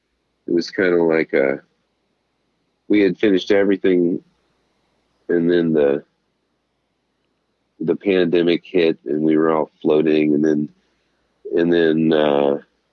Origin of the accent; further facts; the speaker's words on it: El Paso, Texas, United States; My roots are in the South, but Alabama, yes. El Paso is my hometown.